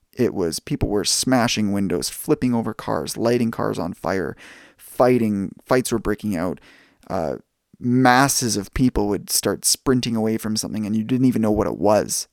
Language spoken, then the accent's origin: English; Langley, British Columbia, Canada; also born or lived in United States; being a Canadian and spending most of my time growing up in Canada